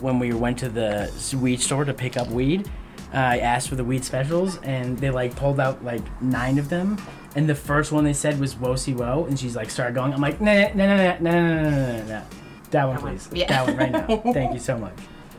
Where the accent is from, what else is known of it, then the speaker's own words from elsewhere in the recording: Northeast, United States; now in Denver, United States; So we're both from the Northeast, but we now live in Denver.